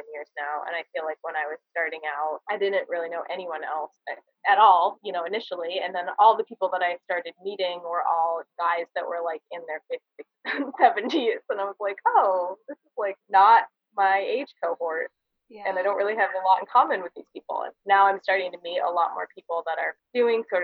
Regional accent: New Jersey, United States; moved away as an adult; also born or lived in Amherst, Massachusetts / Hawaii; now in Santa Cruz, United States; I'm from New Jersey originally, so grew up on the East Coast

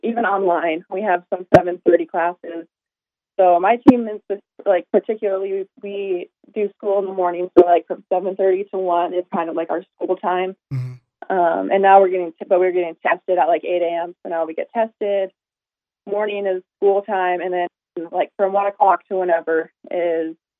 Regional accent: Montana, United States; moved away as an adult; now in Sacramento, United States; I'm from Montana

